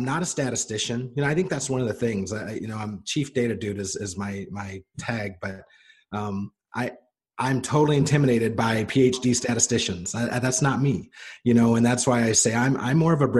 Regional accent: Indiana, United States; Born and raised in Indiana

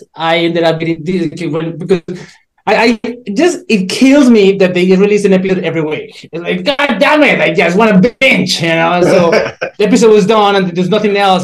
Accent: Alberta, Canada; moved away as an adult; also born or lived in Colombia; now in Amsterdam, Netherlands; I'm a proud Alberta boy, even though, you know, I was born in Colombia, but Alberta is my Canadian territory

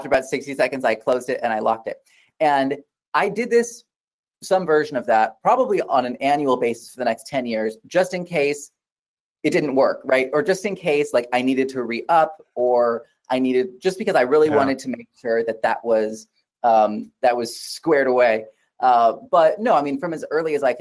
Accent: Wichita, Kansas, United States; moved away as an adult; now in Dallas, United States; I'm originally from Wichita, Kansas, but I moved here 5 years ago.

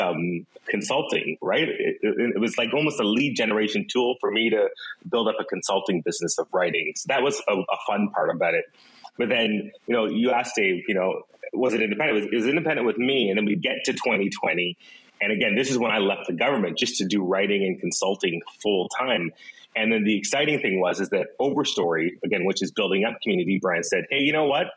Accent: Ottawa, Ontario, Canada; moved away as an adult; now in Vancouver, Canada; I'm actually from Ottawa

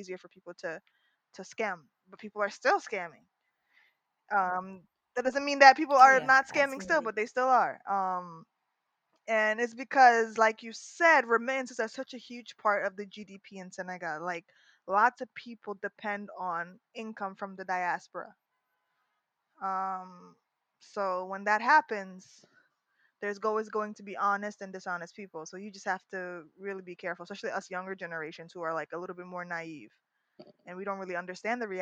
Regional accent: New York City, New York, United States; we were born and raised in Harlem

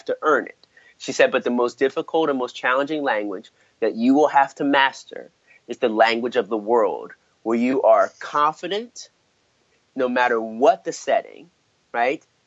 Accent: Philadelphia, Pennsylvania, United States; my hometown team, the Philadelphia 76ers

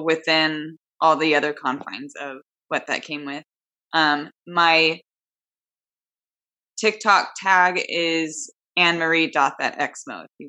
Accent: California, United States; I grew up in California, too, so I didn't quite have the Utah culture mixed with that.

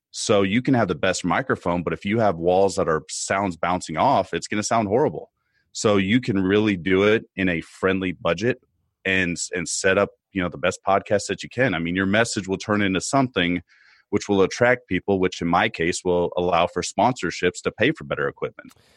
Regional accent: United States; as an American citizen

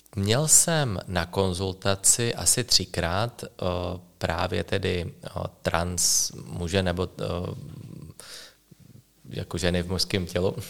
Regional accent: Slovakia; first language Slovak; Czech is a second language; moved away as an adult; also born or lived in Bratislava; now in Czech Republic; jsem eh, ze Slovenska

